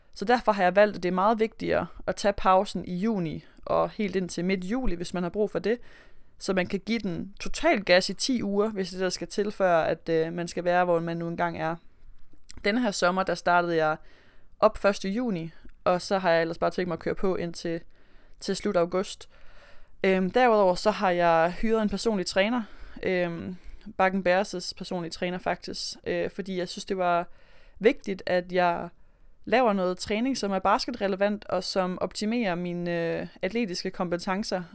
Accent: Aarhus, Central Denmark Region, Denmark; moved away as an adult; also born or lived in Melbourne, Australia; nu er jeg jo fra Aarhus af

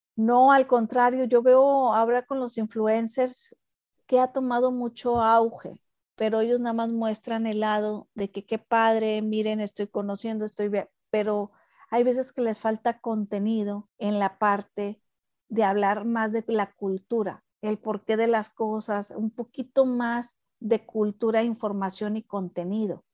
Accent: Mexico; como buena mexicana

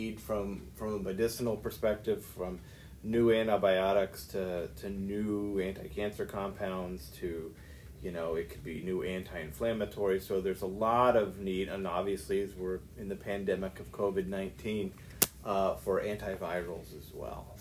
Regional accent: downstate Illinois, United States; moved away as an adult; also born or lived in West Lafayette, Indiana / La Jolla, California; now in Alabama, United States; I am from Illinois, downstate Illinois. I grew up on a farm

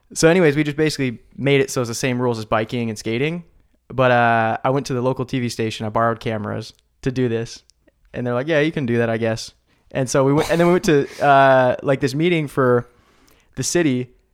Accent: Salem, United States; Salem, my hometown

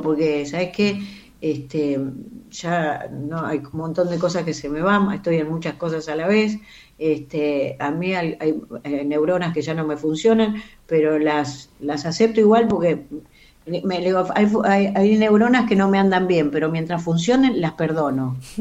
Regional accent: Carlos Tejedor, Buenos Aires Province, Argentina; moved away as an adult; Y yo soy nacida y criada en un pueblito donde el cine era lo

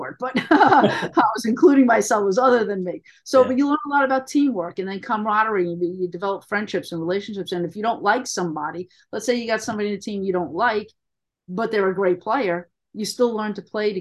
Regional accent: New York City, New York, United States; I grew up in Queens

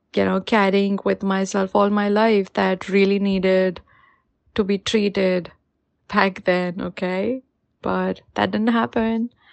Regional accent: India; moved away as an adult; now in New Zealand; I am an Indian living in New Zealand for a little over two years now

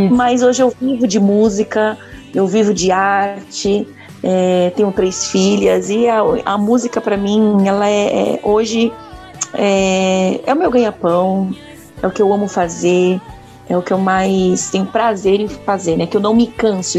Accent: Vargem Grande Paulista, São Paulo, Brazil; also born or lived in São Roque; now in Itu, Brazil; nasci em São Roque, mas fui criada na cidade de Vargem Grande Paulista

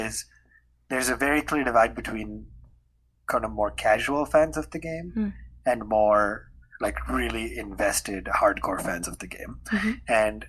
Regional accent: India; moved away as an adult; also born or lived in Toronto; growing up in India

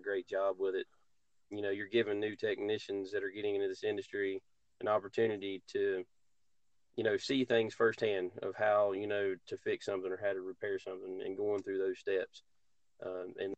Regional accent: hometown with Mitchell Community College, North Carolina, United States; Mitchell Community College, which is a local school or college here in my hometown

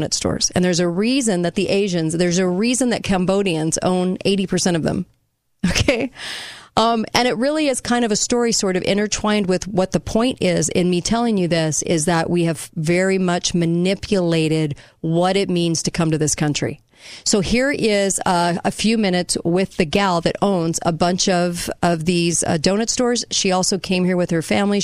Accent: Southern California, United States; also born or lived in Southern Utah; now in Utah, United States; I grew up in California

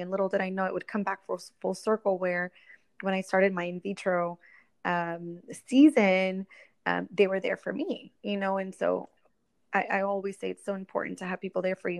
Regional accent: Orlando, Florida, United States; moved away as an adult; also born or lived in Puerto Rico; now in Miami, United States; I am originally from Puerto Rico uh, raised in uh, Orlando, Florida. That's kind of where I spent uh, my childhood and all the way up until college.

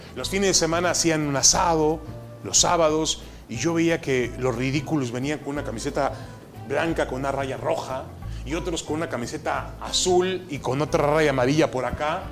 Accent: Mexico; also born or lived in Ashkelon, Israel; now in San Diego, United States; Yo siempre me soy y me siento mexicano. Llegué a este país desde muy pequeño, nunca tuve otro pasaporte más que el mexicano.

